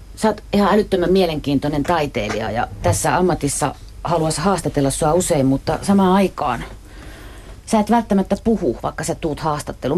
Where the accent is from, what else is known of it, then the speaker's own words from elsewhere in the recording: Ostrobothnia, Finland; mä oon Pohjanmaalta